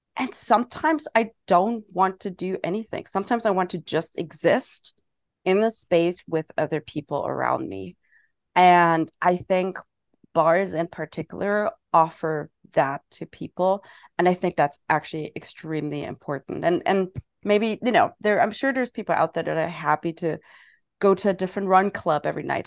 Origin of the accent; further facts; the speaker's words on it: Germany; moved away as an adult; also born or lived in England; now in New York City, United States; I'm originally from Germany.